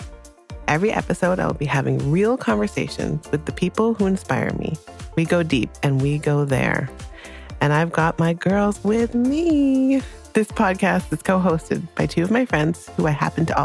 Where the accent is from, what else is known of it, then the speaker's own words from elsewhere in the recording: Jamaica; Being Jamaican